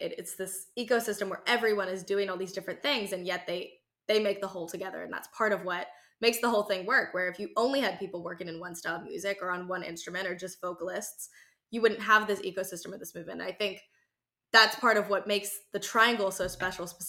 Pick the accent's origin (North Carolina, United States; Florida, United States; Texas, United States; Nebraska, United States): North Carolina, United States; Growing up, I grew up in North Carolina